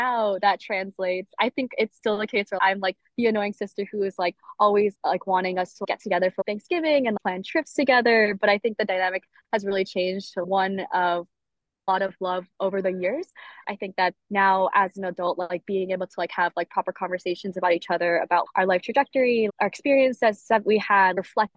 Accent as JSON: {"language": "English", "region": "New Jersey", "country": "United States", "tie": "born or raised there", "also_born_or_lived": "Philadelphia / suburbs of San Francisco", "moved": "as an adult", "lives_now": "San Francisco suburbs, United States", "said": "I grew up in New Jersey, like right outside of New York"}